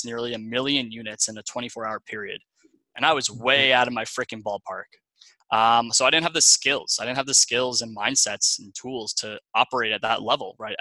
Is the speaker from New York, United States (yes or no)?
yes; Long Island, New York, United States; moved away as an adult; also born or lived in Ohio; I'm originally from Long Island, New York. I had the typical Long Island upbringing